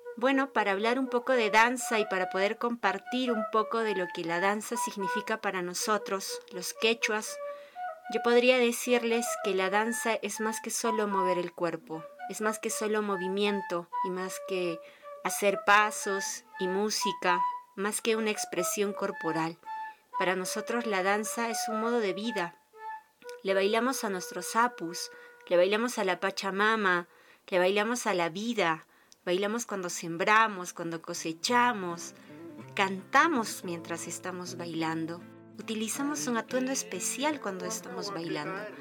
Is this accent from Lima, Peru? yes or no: no; Accha, Cusco, Peru; yo soy de Cusco, de la provincia de Paruro, del distrito de Accha.